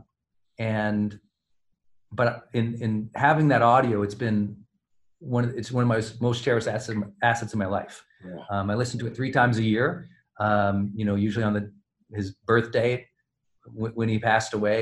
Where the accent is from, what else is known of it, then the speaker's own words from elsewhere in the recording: Montana, United States; growing up in Montana